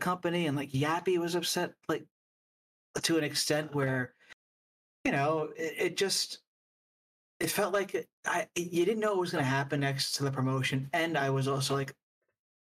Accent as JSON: {"language": "English", "town": "New York City", "region": "New York", "country": "United States", "said": "I'm from New York, you know, and I'm familiar with the area."}